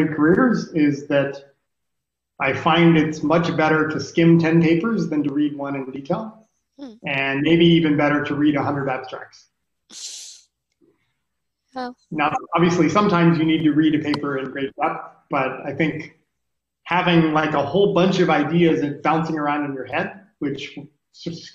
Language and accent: English; Hawaii, United States; I was born in Hawaii